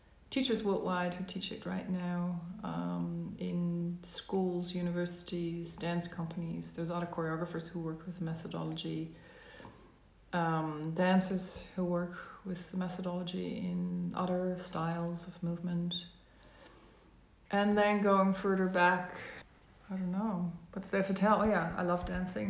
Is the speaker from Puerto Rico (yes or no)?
no; Netherlands; moved away as an adult; also born or lived in Amsterdam, Netherlands; now in Melbourne, Australia; I was born in the Netherlands, and so I'm Dutch, but I'm also permanent resident in Australia. I'm currently living in Melbourne, Australia.